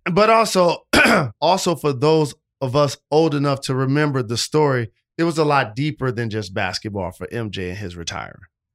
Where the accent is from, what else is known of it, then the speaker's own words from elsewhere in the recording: Detroit, Michigan, United States; my hometown squad